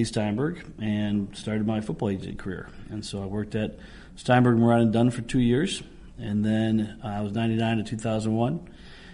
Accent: Ireland; As an Irishman

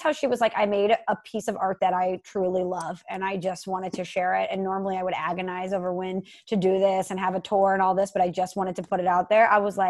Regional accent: St. Louis, Missouri, United States; born or raised there

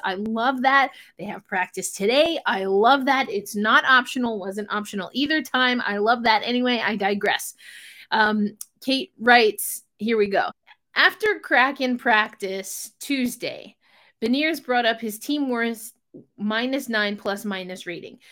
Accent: New York, United States; what is technically my hometown team, the New York Rangers

